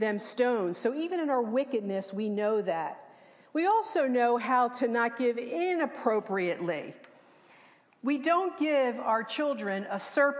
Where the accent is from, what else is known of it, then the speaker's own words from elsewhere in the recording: Levittown, United States; When I was a little girl growing up in Levittown, I lived next door to my best friend